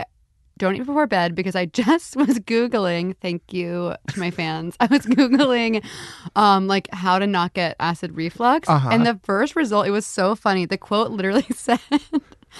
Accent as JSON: {"language": "English", "town": "Houston", "region": "Texas", "country": "United States", "moved": "yes", "lives_now": "Brooklyn, United States", "said": "I'm from Houston."}